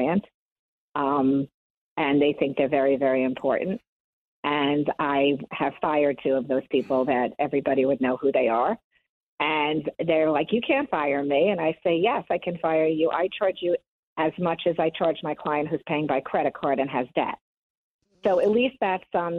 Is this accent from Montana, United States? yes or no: no; Long Island, New York, United States; I grew up in Long Island, and I was born in 1965